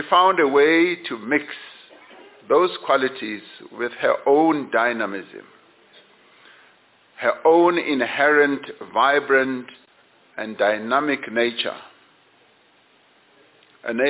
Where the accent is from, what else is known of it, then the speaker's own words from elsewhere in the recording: Johannesburg, Gauteng, South Africa; I was born in Western Native Township, just a street across from where she was born, in Nuclear.